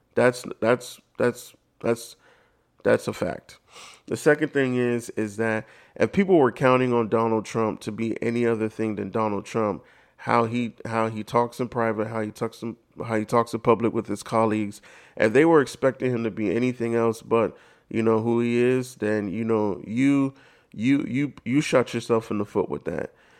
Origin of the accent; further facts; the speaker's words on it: United States; being Black in America or just, you know, knowing that I'm African American